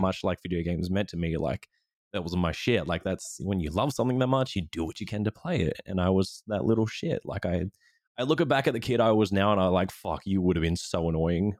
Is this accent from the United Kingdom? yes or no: no; Australia; being an Australian streamer